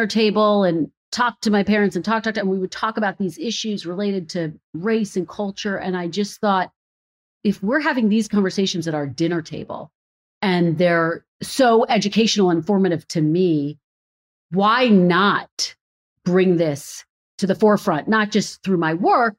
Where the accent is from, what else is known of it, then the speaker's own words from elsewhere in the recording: Philadelphia, Pennsylvania, United States; moved away as an adult; also born or lived in Redding, California / Providence, Rhode Island / Burbank, California; now in Washington, DC, United States; Philadelphia, my hometown.